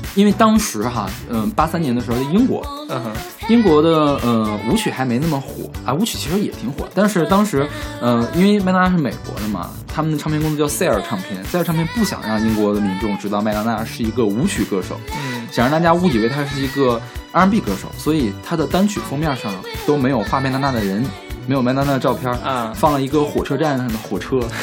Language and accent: Chinese; China; 是不是因为大陆人都比较勤奋，不喜欢放假呀？